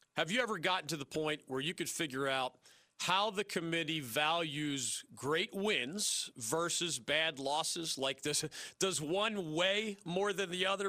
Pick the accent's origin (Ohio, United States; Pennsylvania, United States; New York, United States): Pennsylvania, United States; Philadelphia; moved away; my hometown of Philadelphia